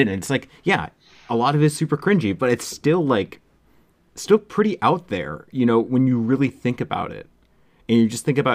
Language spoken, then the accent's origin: English; MetroWest, Massachusetts, United States; I grew up in the Metro West area